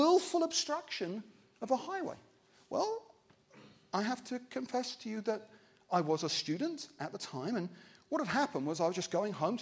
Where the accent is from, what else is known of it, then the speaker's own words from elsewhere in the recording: Wimbledon, London, United Kingdom; I'm from Wimbledon